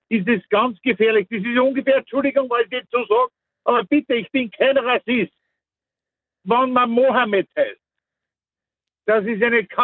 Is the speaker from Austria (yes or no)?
yes; Mostviertel, Lower Austria, Austria; ich komme aus einer Gegend, aus dem Mostviertel, wo das ja Standard ist, solche Namen